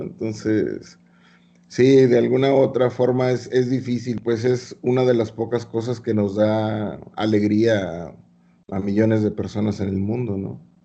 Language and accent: Spanish; Mexico